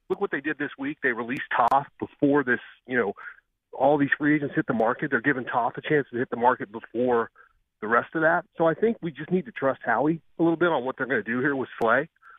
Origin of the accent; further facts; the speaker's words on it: Midwest, United States; I grew up here in the Midwest, huge Kansas Jayhawks fan.